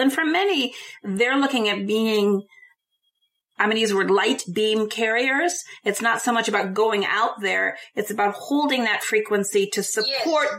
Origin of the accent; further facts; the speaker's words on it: United States; as an American